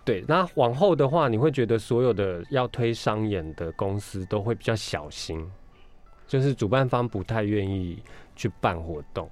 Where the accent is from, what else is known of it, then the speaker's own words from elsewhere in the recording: Kaohsiung, Taiwan; first language Taiwanese Hokkien; Chinese is a second language; 我是高雄人，然后我从小就是住在现在的高雄的老家。